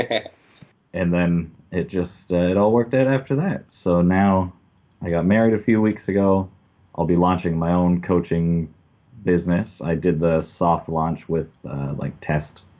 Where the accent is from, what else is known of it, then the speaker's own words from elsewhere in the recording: Belleville, Ontario, Canada; I was born in Belleville, but I was raised in the country just north of Belleville, mostly on my grandparents' farm